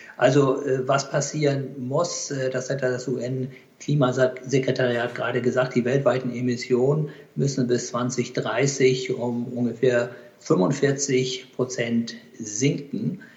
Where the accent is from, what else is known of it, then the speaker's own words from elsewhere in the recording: Hamburg, Germany; also born or lived in Pakistan; obwohl ich ein Hamburger Jung bin, ich bin ja in Hamburg geboren, das hören Sie vielleicht auch